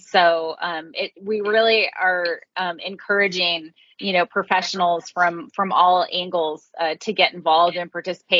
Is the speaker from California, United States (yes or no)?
yes; East Bay, California, United States; I grew up in the East Bay